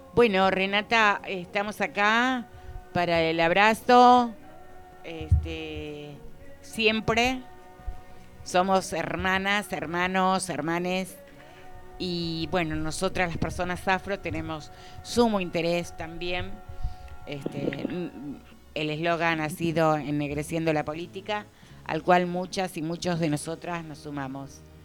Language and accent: Spanish; Argentina; nosotras y nosotros como argentinas